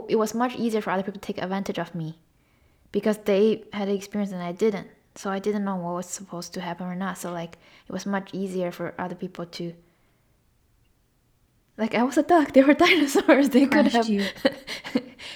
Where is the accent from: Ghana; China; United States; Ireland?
China; moved away; growing up in China and then living here